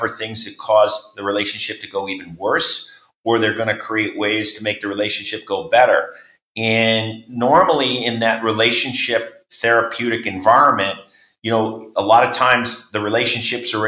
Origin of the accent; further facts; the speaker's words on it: New York, United States; where I grew up in New York